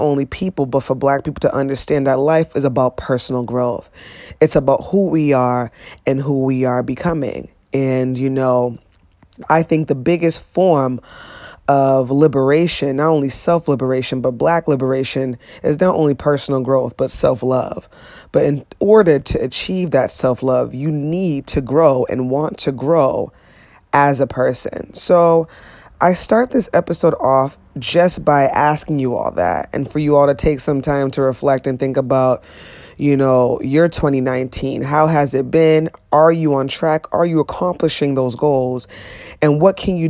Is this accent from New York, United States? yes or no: no; Boston, Massachusetts, United States; growing up in Boston, being just black